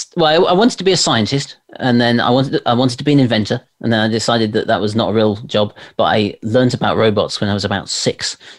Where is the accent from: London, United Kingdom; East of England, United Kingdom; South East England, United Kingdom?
London, United Kingdom; born there; accent: RP; I was born in London, and as you say, my family were all actors, so I think I sort of just kept the RP type twang